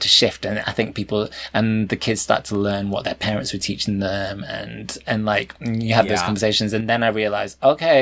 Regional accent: Brighouse, Yorkshire and the Humber, United Kingdom; when I was growing up there, we were probably the only Chinese family in Brick House

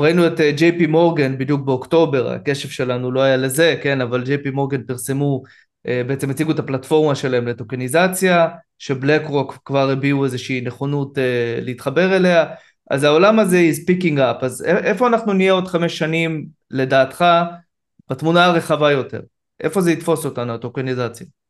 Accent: Israel; אני כישראלי

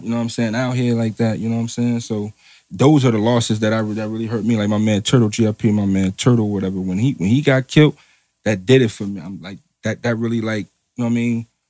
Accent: New Jersey, United States; I'm from Jersey

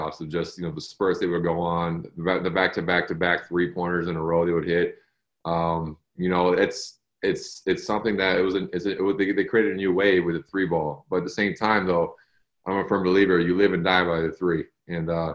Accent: Cleveland, Ohio, United States; I'm a Cleveland guy. I'm from Ohio. So you're growing up as being a Browns fan and an Indians fan and a Cavaliers fan

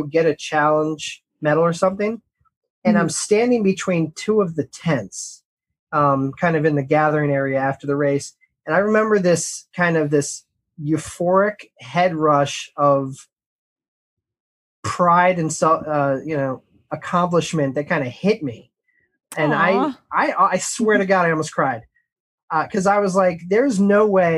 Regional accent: Ocean City, Maryland, United States; I grew up in Ocean City, Maryland

